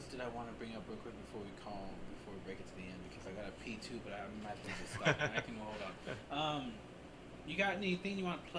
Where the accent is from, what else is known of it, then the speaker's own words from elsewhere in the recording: Davenport, Iowa, United States; moved away; I grew up in Iowa, in Davenport